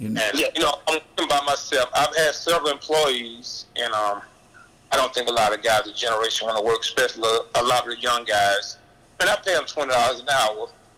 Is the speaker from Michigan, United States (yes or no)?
no; Atlanta, Georgia, United States; born there; Well, actually, I was born in Atlanta.